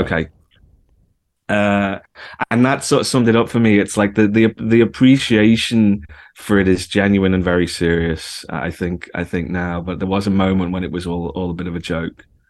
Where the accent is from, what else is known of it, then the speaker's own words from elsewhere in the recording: the Wirral, North West England, United Kingdom; moved away; also born or lived in Liverpool; I was born in Liverpool, but I actually grew up over the water and, uh, on the Wirral